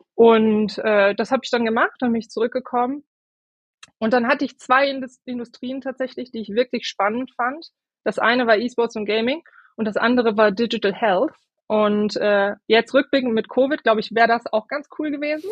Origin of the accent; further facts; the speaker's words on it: Moers, moved with family to the Nordeifel, North Rhine-Westphalia, Germany; ich bin in Mörs, im schönen Mörs geboren